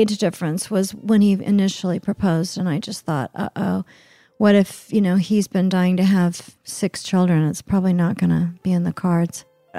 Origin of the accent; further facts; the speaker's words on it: Oklahoma City, Oklahoma, United States; even though I grew up in Oklahoma City, which is a, you know, big city.